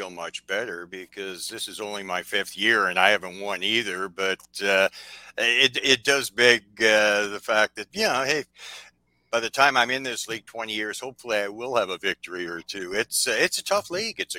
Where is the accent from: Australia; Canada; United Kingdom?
Canada; I'm Canadian